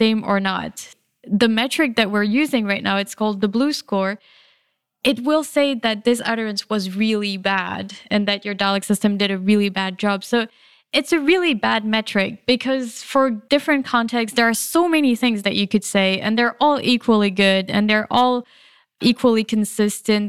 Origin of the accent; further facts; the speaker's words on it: France; moved away; I grew up in France, and it's a bit different in France.